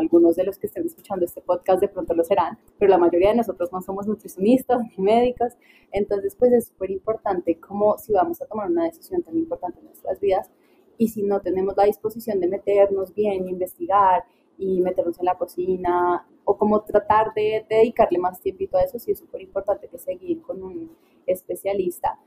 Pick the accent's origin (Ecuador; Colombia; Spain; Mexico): Colombia; Paisa region; en mi casa, como buena casa, paisa